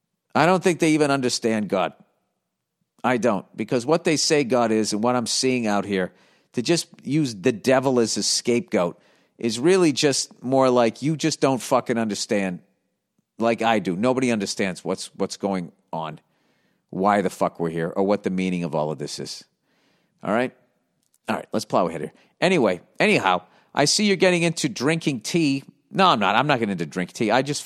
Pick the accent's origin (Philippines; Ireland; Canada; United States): Ireland; It sounds very much like growing up here in Ireland.